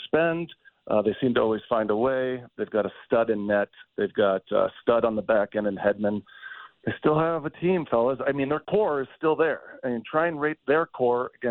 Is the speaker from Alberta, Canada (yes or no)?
no; Toronto, Ontario, Canada; I'm from Toronto